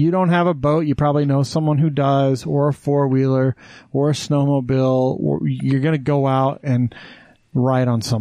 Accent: Wyoming, United States; moved away as an adult; now in Utah, United States; I grew up in Wyoming. I grew up 1,000 feet higher than Salt

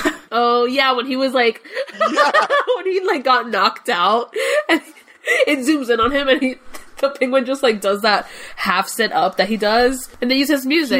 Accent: Cuba; English is a second language; I'm Cuban. So English is not my first language

